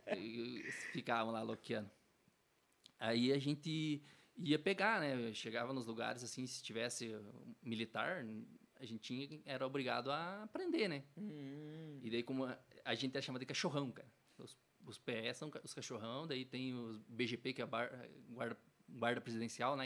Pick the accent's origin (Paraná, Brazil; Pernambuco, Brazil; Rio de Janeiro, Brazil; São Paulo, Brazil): Paraná, Brazil; Telêmaco Borba; eu sou nascido aqui